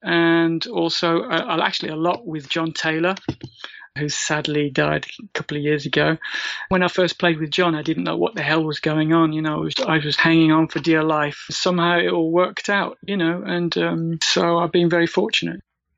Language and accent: English; Birmingham, West Midlands, United Kingdom; We grew up in Birmingham. It's about 2 hours from London, and it's in the middle of the country.